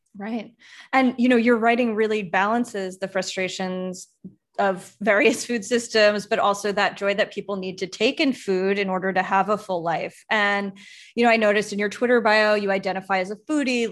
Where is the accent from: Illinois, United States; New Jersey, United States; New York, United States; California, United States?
New York, United States; Long Island; I grew up on Long Island